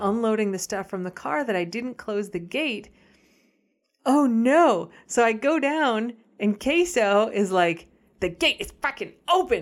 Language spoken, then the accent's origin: English; United States; as an American